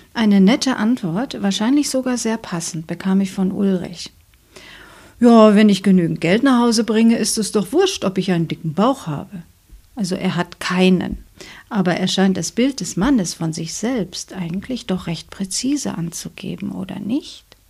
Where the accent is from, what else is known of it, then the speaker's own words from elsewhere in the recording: Germany; bei uns in Deutschland